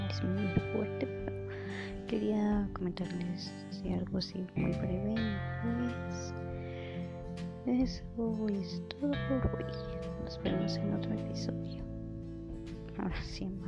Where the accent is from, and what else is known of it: Mexico